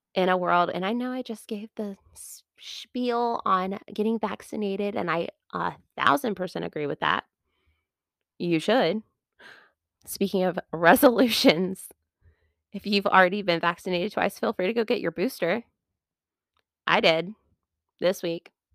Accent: United States; I'm from America

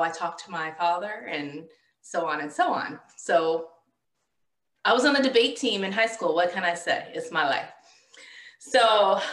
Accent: the South, United States; I'm a Southerner, and that's how we talk here in the South

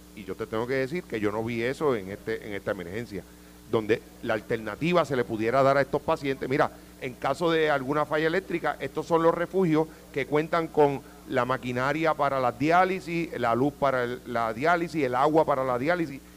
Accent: Jayuya, Puerto Rico; yo soy natural de Jayuya

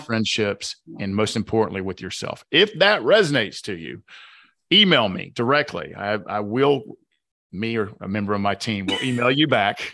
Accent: the South, United States; accent: Southern; my Southern accent

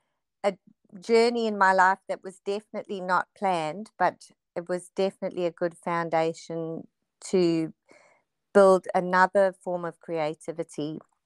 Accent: South Africa; now in Noosa, Australia; we moved from South Africa just due to really bad unrest and horrible circumstances. So I moved straight to Noosa, where we had family living here.

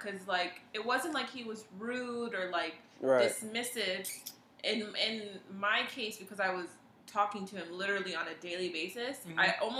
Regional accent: Broward, Florida, United States; I'm from Broward, have always been from Broward.

